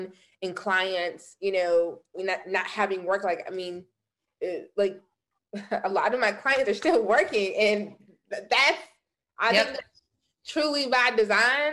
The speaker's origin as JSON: {"language": "English", "region": "the South", "country": "United States", "also_born_or_lived": "North Carolina", "moved": "as an adult", "lives_now": "Los Angeles, United States", "said": "I'm from the South, so my mama and grandmama taught me how to really spot bullshit"}